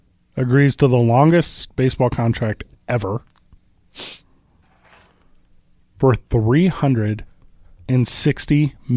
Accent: Midwest, United States; where I grew up in the Midwest, you weren't allowed to be vulnerable.

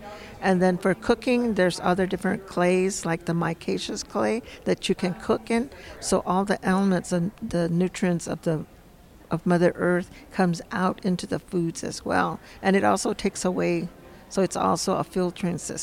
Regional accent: San Ildefonso Pueblo, New Mexico, United States; I'm from San Ildefonso Pueblo

